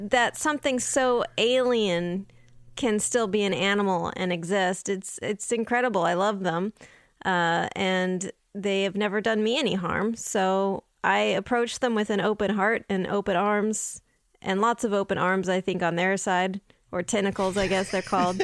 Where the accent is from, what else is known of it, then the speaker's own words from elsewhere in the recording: San Diego, California, United States; I grew up in San Diego, so right next to the beach